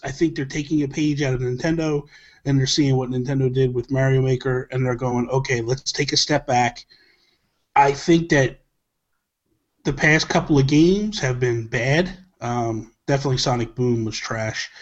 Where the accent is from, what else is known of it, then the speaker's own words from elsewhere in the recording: New Jersey, United States; I'm from Jersey.